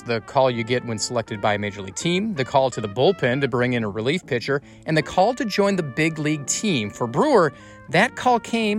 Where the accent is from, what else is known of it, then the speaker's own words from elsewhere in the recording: Midwest, United States; growing up in the Midwest